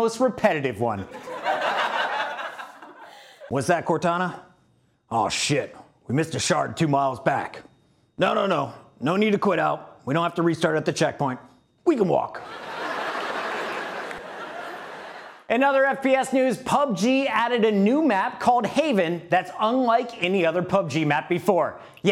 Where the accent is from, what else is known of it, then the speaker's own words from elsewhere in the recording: Ohio, United States; moved away as an adult; now in New York City, United States; I grew up in Ohio, moved to New York City to pursue my broadcasting career